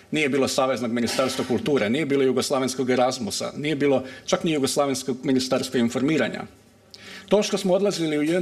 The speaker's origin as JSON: {"language": "Croatian", "country": "Croatia", "said": "iako dolazim iz Hrvatske"}